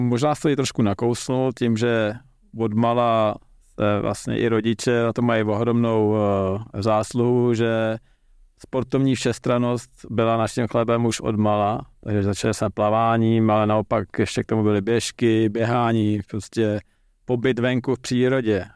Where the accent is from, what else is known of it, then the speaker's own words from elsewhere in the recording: Czechia; jako Čech